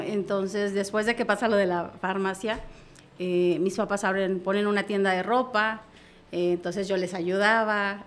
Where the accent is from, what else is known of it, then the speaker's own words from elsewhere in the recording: La Trinitaria, Chiapas, Mexico; yo soy originaria de Trinitaria